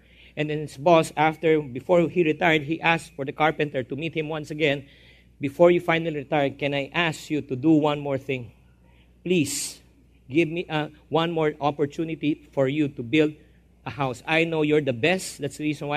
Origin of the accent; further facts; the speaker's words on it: Philippines; I'm a Filipino-Chinese